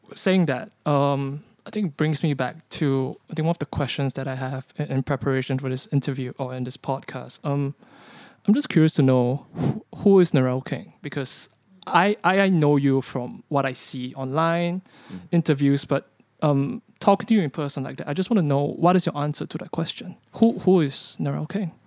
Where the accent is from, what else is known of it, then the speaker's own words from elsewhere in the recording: Singapore; I grew up in Singapore